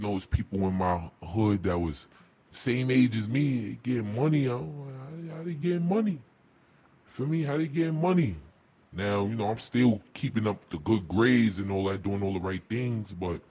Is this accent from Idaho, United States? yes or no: no; New York City, New York, United States; I'm from Bed-Stuy